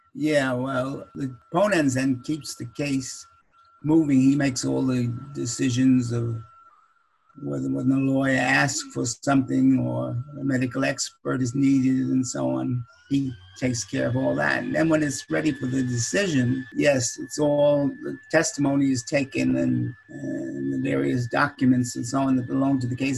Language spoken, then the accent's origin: English; Huntington, New York, United States; Huntington, Long Island, that's my hometown